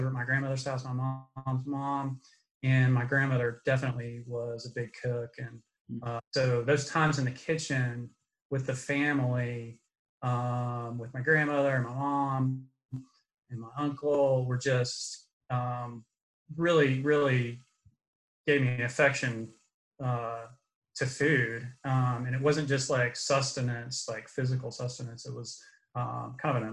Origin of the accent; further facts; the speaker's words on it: Atlanta, Georgia, United States; also born or lived in North Carolina / Thomaston, Georgia; my mom raised me and my two sisters alone here in Atlanta.